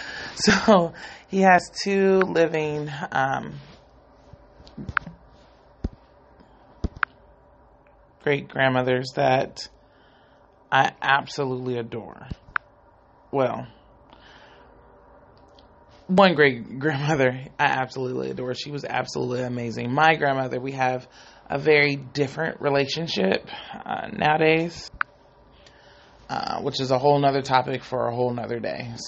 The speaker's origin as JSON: {"language": "English", "area": "Bay Area", "region": "California", "country": "United States", "said": "I'm from the Bay Area"}